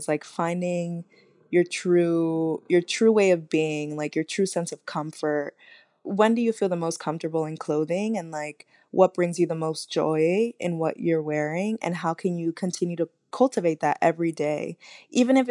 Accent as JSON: {"language": "English", "town": "New York City", "region": "New York", "country": "United States", "said": "I'm from Uptown, Inwood"}